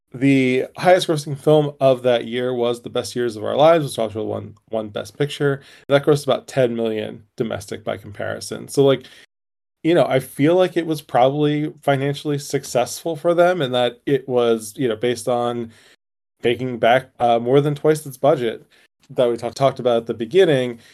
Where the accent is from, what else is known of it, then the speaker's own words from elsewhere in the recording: United States; as an American